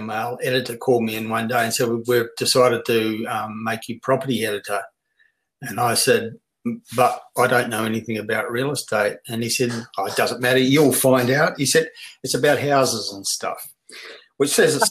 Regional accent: New Zealand; moved away as an adult; also born or lived in Brisbane, Australia; now in Australia; born and bred in New Zealand

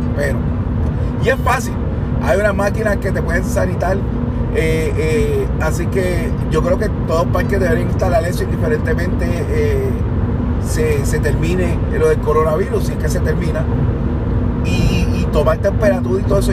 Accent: Puerto Rico; somos de Puerto Rico

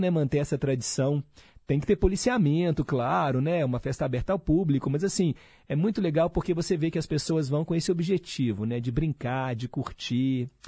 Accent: Belo Horizonte, Minas Gerais, Brazil; lá no Milionários, onde eu cresci

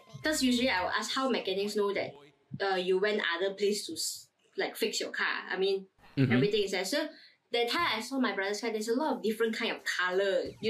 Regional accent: Malaysia; Is it not obvious enough we are from Malaysia?

